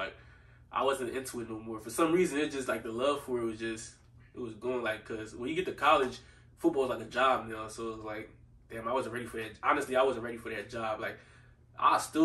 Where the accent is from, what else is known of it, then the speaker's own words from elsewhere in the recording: Philadelphia, Pennsylvania, United States; I grew up in Southwest Philly